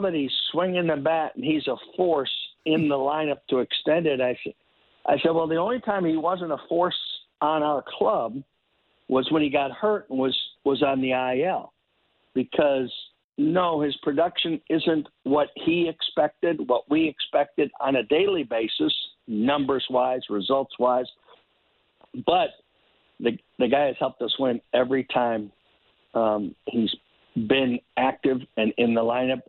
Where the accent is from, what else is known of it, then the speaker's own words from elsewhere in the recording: Chicago, Illinois, United States; when I was growing up in Chicago